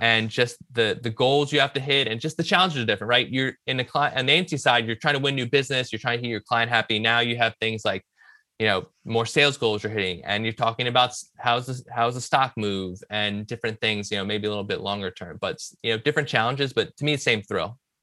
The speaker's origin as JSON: {"language": "English", "town": "Richmond", "region": "Virginia", "country": "United States", "tie": "born or raised there", "also_born_or_lived": "Villanova, Pennsylvania", "moved": "as an adult", "said": "I grew up in Richmond, Virginia, um, decided to come up north"}